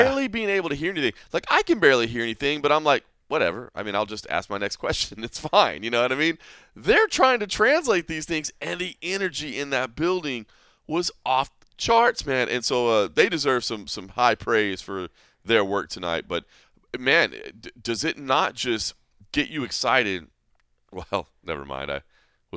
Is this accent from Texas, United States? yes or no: yes; Dallas, Texas, United States; now in Las Vegas, United States; my hometown of Dallas, where the Trinity River is, you know, as when I was growing up